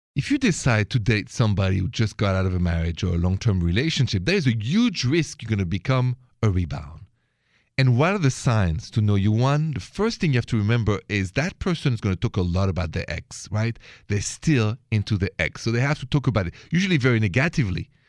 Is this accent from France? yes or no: yes; France; accent: French; my accent is French.